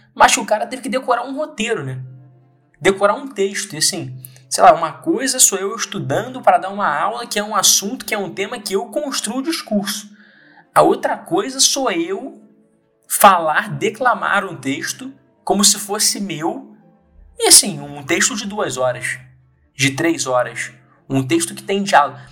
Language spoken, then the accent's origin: Portuguese; Brazil; enquanto brasileiro